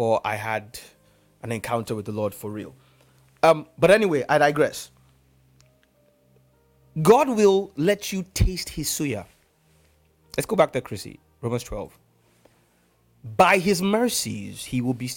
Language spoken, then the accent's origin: English; Nigeria; first language English; Growing up in Nigeria